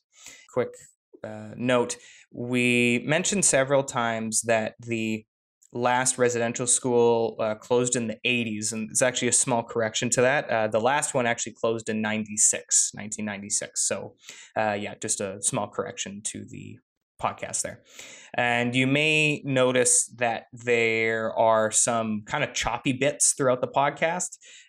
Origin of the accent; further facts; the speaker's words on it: Canada; But I feel that it's important as a Canadian as well to understand the perspectives that Indigenous people have.